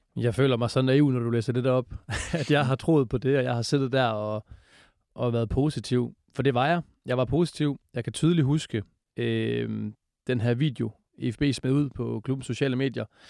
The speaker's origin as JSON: {"language": "Danish", "town": "Esbjerg", "region": "Southern Denmark", "country": "Denmark", "said": "jeg er fra Esbjerg, og det er min familie også"}